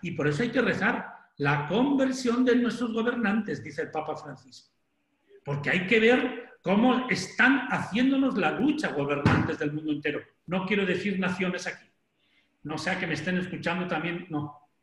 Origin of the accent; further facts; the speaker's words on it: Sanchidrián, Castile and León, Spain; moved away; Soy de, Ávila